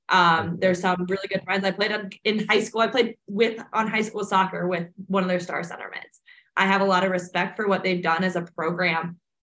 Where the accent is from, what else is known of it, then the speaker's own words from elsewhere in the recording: St. Louis, Missouri, United States; I'm from St. Louis